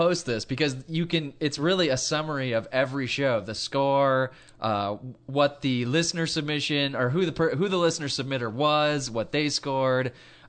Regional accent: California, United States; we're from California

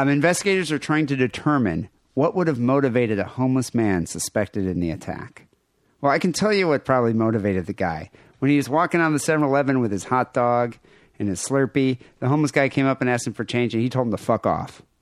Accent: Michigan, United States; I grew up in Michigan.

